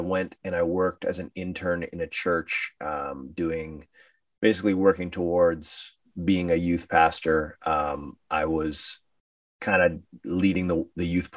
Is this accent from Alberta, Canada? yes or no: no; Sudbury, Ontario, Canada; we did a record release party in my hometown